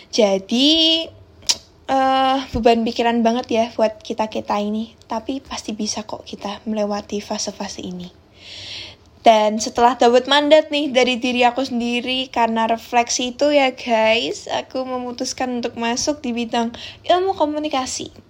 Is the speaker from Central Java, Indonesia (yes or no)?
yes; Semarang, Central Java, Indonesia; accent: medok; now in Tangerang, Indonesia; Aku berasal dari Semarang guys, that's why agak kena mental ya di Tangerang karena my accent is so medok ya kan. Anak rantau pride nih